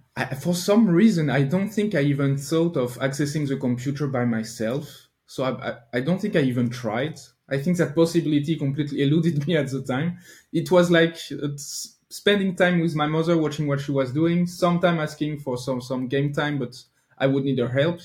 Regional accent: Normandy, France; now in near Paris, France; I grew up in France, but I lived in Normandy, so most no, northwestern part of France, not not in Paris

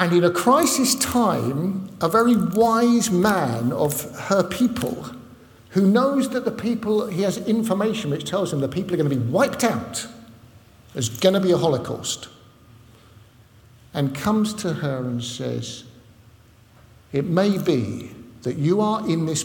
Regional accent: London, United Kingdom; moved away; also born or lived in Southport or Liverpool area; I don't come from Southport or Liverpool, in case you hadn't noticed. I come from London, North London, right? So that's why I speak funny

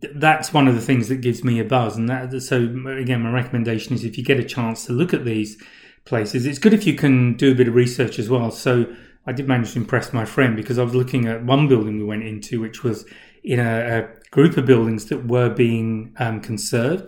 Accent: England, United Kingdom; where I grew up in England

